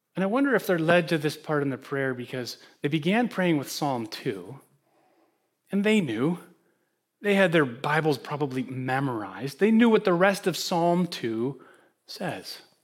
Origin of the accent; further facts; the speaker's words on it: Holland, Michigan, United States; now in Greenwich, United States; I withdrew to my hometown, Holland, Michigan